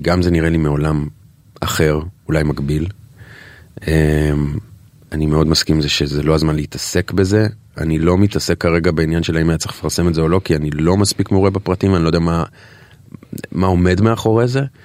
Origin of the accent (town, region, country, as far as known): Israel